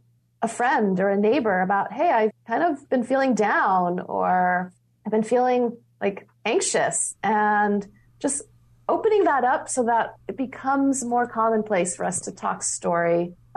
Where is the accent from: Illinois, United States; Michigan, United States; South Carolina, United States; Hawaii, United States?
Hawaii, United States; now in California, United States; There was definitely a closeness to the relationship with the land and the waters growing up in Hawaii gave me and everyone who grows up on this island in the middle of the Pacific has.